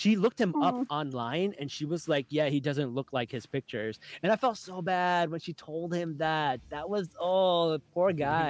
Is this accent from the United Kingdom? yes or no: no; Pakistan; Like, we're Pakistani. We don't know.